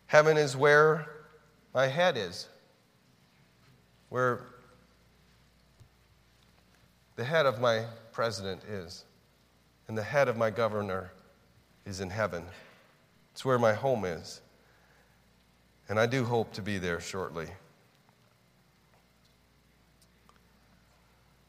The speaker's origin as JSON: {"language": "English", "country": "United States", "said": "I'm an American"}